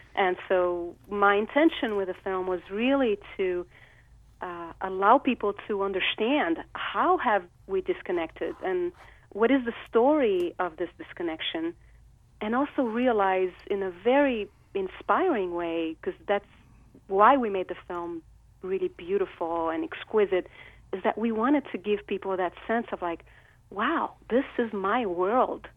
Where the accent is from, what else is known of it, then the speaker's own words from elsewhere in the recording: Rio de Janeiro, Brazil; I grew up in Rio de Janeiro.